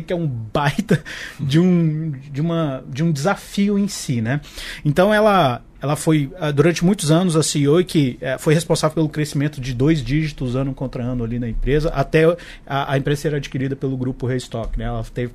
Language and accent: Portuguese; Brasília, Federal District, Brazil; eu sou de Brasília